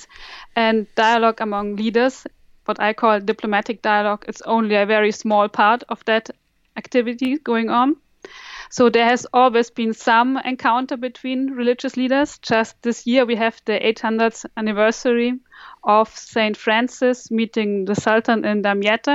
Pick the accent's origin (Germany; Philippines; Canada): Germany; Bavaria; also born or lived in United Kingdom; now in Münster, Germany; I grew up in Bavaria, which is a largely Catholic area